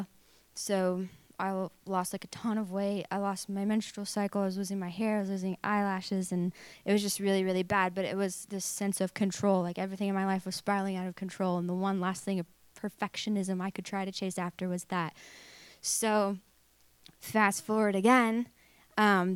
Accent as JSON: {"language": "English", "town": "Truth or Consequences", "region": "New Mexico", "country": "United States", "tie": "born or raised there", "also_born_or_lived": "Tulsa, Oklahoma / Redding, California", "moved": "as an adult", "said": "we moved from Oklahoma, Tulsa, Oklahoma, to Truth or Consequences, New Mexico when I was 5 years old, and that's where I grew up"}